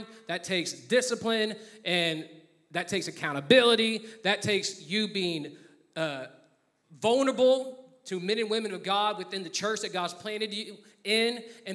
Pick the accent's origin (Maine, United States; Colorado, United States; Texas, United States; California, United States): Texas, United States; moved away; I'm from Texas, and I said that very Texanly just now